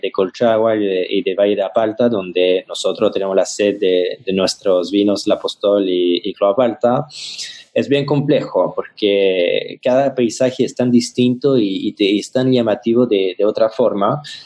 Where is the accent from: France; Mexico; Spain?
France; Spanish is a second language; now in Chile; como, francés, eh, llegando a Chile